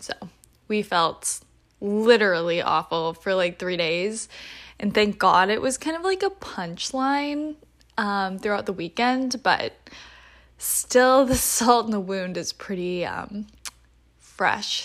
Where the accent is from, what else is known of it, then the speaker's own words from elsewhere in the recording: North Carolina, United States; moved away as an adult; now in Philadelphia, United States; I'm from the South, originally from North Carolina specifically.